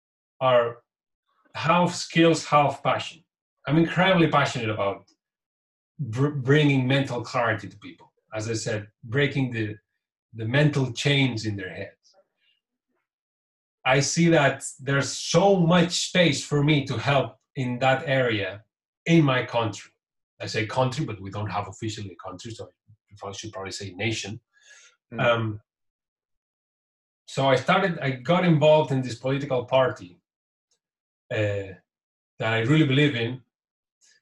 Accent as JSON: {"language": "English", "region": "Catalonia", "country": "Spain", "first_language": "Catalan", "second_language": "English", "said": "My mother tongue is Catalan, which is a language different from Spanish, very similar, but there are two different languages."}